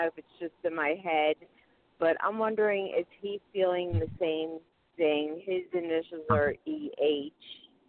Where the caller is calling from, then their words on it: Pennsylvania, United States; I'm from Pennsylvania.